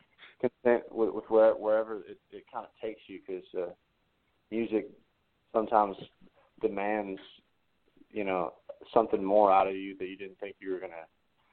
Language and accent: English; Smyrna, Tennessee, United States; I'm from Smyrna, Tennessee.